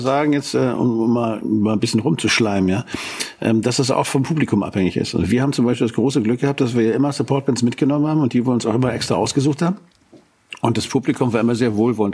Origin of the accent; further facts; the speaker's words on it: Hanover, Lower Saxony, Germany; wir kommen aus Hannover